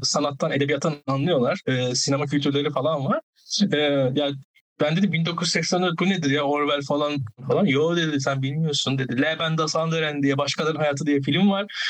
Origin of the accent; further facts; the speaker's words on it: İzmir, Turkey; ben İzmir'liyim